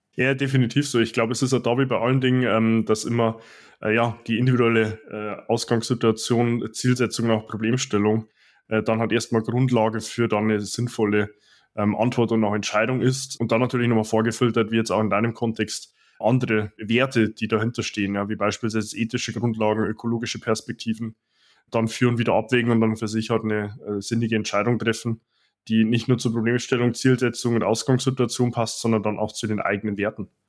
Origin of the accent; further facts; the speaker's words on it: Dingolfing, Bavaria, Germany; moved away; ich komme ja hier ursprünglich aus Dingolfing, also 100 Kilometer nordöstlich von München